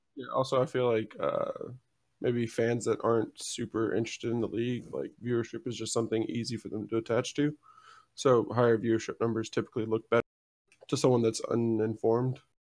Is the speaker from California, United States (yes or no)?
no; Houston, Texas, United States; I'm from Houston